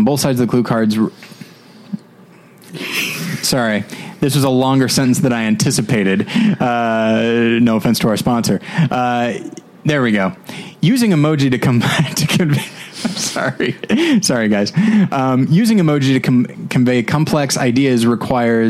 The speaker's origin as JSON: {"language": "English", "town": "Taft", "region": "California", "country": "United States", "tie": "born or raised there", "said": "In Taft, my actual hometown, I say Bakersfield area."}